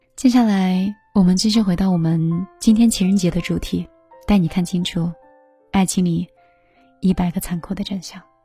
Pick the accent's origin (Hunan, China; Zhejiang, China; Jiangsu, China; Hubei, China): Zhejiang, China; Hangzhou; 就是杭州的